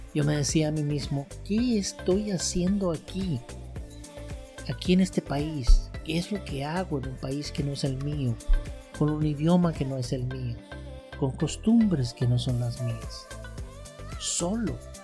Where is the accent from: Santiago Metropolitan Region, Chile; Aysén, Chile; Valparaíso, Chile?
Santiago Metropolitan Region, Chile; Santiago; moved away as an adult; now in United States; regresando a Santiago de Chile